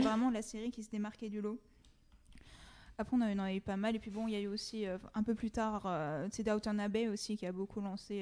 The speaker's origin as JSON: {"language": "French", "country": "France", "said": "en tant que Français"}